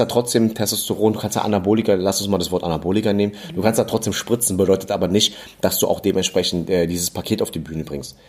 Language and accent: German; Germany; also born or lived in Berlin; als Deutsche